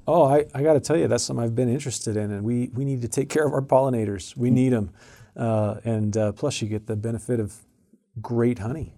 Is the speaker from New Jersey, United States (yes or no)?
no; Arizona, United States; moved away; I grew up in Arizona